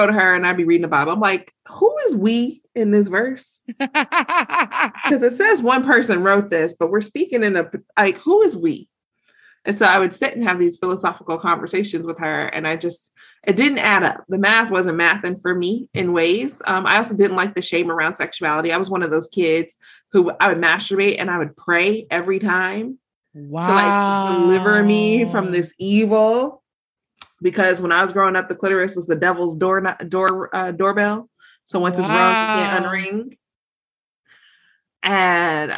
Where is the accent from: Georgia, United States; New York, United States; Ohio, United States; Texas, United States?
Georgia, United States; I'm from the South. I'm from Georgia